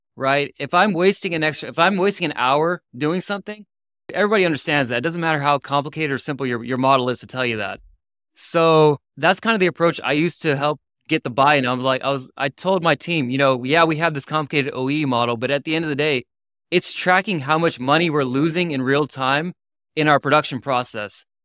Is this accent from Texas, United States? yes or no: yes; Houston, Texas, United States; moved away; When I grew up in Houston for twenty-something years